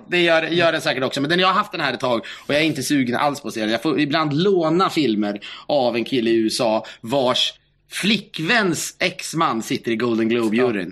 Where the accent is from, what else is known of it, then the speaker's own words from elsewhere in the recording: Sweden; Vi svenskar